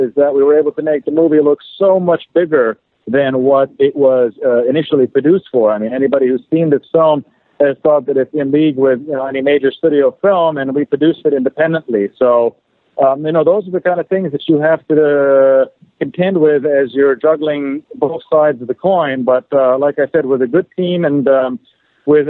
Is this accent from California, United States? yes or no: yes; Los Angeles, California, United States; I was actually born and raised right here in Los Angeles, California